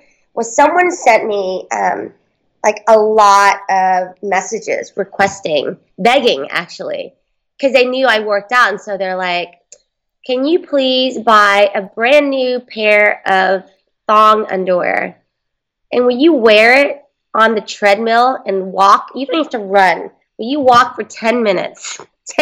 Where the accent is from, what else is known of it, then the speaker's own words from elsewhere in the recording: Houston, Texas, United States; now in Los Angeles, United States; I'm from Houston. And when we were in Houston, we didn't have a team, so I had to latch on the Cowboys. And then when I moved out to L.A.